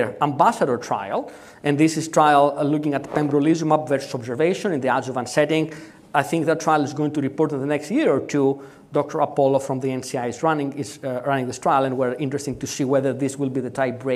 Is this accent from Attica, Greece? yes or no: yes; Athens, Attica, Greece; I'm from Athens